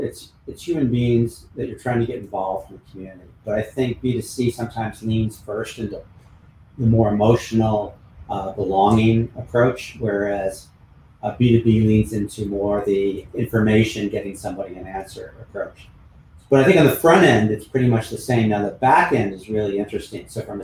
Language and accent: English; California, United States; You know, I grew up on Highway 101 in Silicon Valley with, you know, working with tech companies.